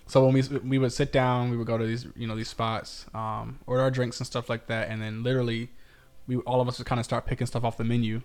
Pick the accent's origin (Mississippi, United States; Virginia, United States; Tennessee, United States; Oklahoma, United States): Virginia, United States; Virginia Beach; I'm from Virginia Beach